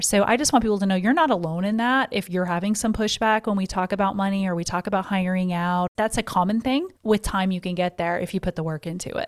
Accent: Missouri, United States; now in Florida, United States; When I was a Missouri girl, I also born and raised in Missouri

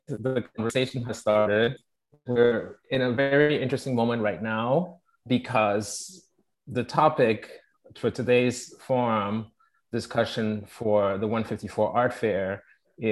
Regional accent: Togo; also born or lived in Paris, France / London, United Kingdom; now in New York, United States; I am from Togo. I was born in Togo, raised in Togo, but then I grew up a lot in Paris and London

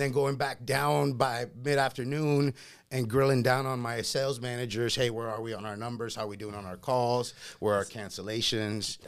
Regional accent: Laredo, Texas, United States; English is a second language; moved away as an adult; also born or lived in Monterrey, Mexico; now in Las Vegas, United States; I grew up in Laredo, Texas

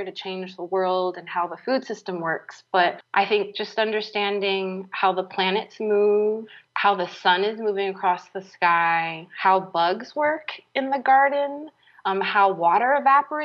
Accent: San Francisco, California, United States; moved away; I grew up in the city. I grew up in San Francisco, where we didn't have any garden space.

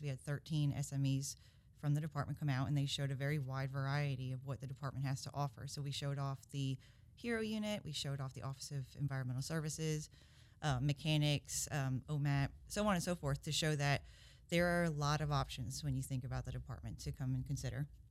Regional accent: Covington, Georgia, United States; also born or lived in Brooklyn, New York; I grew up in Covington

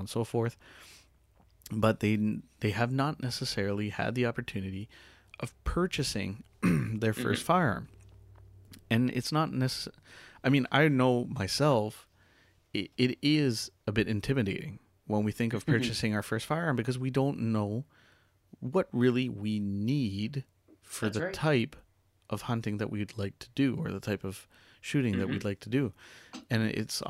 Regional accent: Bathurst, New Brunswick, Canada; now in Tracadie, Canada; we're from Bathurst

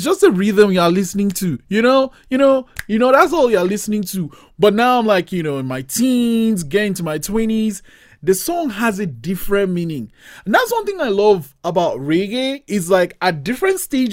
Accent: Nigeria; moved away; also born or lived in Cape Town, South Africa; I grew up in Nigeria, and in Nigeria, we kind of just grew up with reggae music.

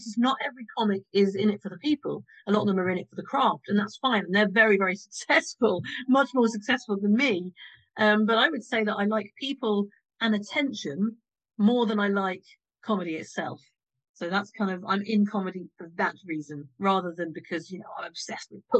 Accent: Morden, London, United Kingdom; I'm from Morden

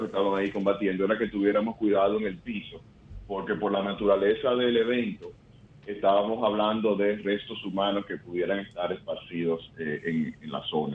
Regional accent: Santo Domingo, Distrito Nacional, Dominican Republic; Mi padre nació en Alemania, mm, eh, yo nací en Santo Domingo, o sea que yo soy dominicano

